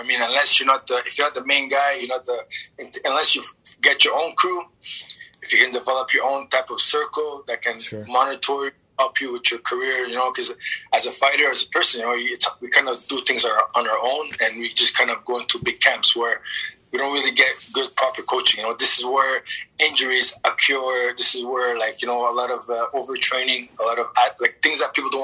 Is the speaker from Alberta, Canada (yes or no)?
no; Montreal, Quebec, Canada; moved away as an adult; also born or lived in Halifax, Nova Scotia; now in Phoenix, United States; I was born in Halifax and I was raised in Montreal. And now I'm in Arizona, Phoenix